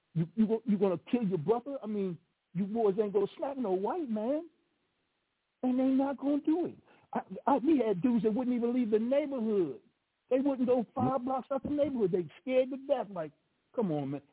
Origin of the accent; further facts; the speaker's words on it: Chicago, Illinois, United States; Now I'm from Chicago